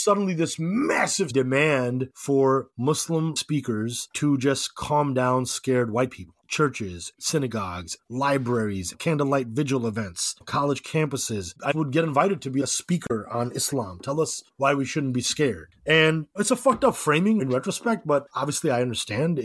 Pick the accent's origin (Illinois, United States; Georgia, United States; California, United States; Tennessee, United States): Illinois, United States; Chicago; also born or lived in Skokie; I was born and raised in Chicago